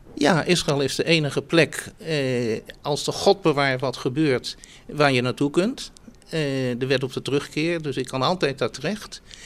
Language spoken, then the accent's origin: Dutch; Netherlands; also born or lived in Amstelveen; ik ben eh, een Joodse Nederlander en ik, ik woon hier met ongelooflijk veel plezier